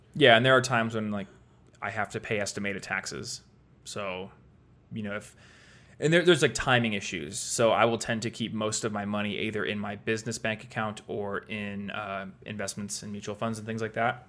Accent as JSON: {"language": "English", "region": "Iowa", "country": "United States", "moved": "as an adult", "lives_now": "Colorado, United States", "said": "I'm from Iowa"}